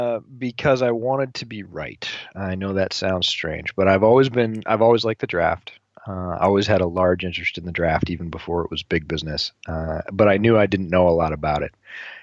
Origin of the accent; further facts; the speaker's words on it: Northeast, United States; Did a bunch of growing up in the Northeast and certainly followed, you know, football powerhouses in those days.